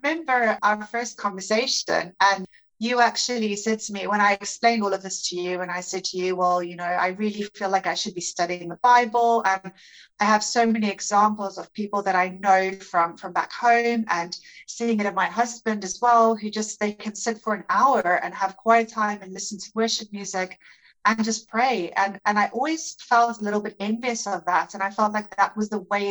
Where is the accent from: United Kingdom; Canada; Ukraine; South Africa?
South Africa; moved away as an adult; now in Netherlands; I am originally from South Africa, but I've been living in the Netherlands for the last 5 years